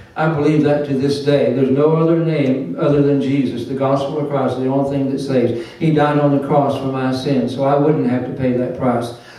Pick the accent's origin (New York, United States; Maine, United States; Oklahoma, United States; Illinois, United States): Oklahoma, United States; moved away; I grew up in Oklahoma in the kind of missions